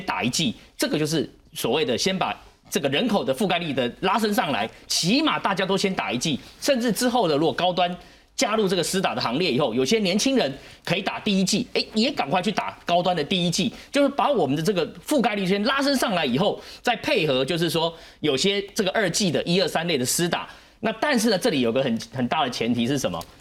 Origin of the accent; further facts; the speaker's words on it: Taiwan; 我们台湾人有一个状况是说